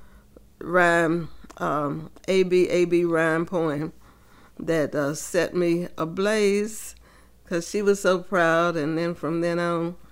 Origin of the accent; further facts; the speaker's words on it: Rocky Mount, North Carolina, United States; now in Raleigh, United States; I grew up in Rocky Mount, North Carolina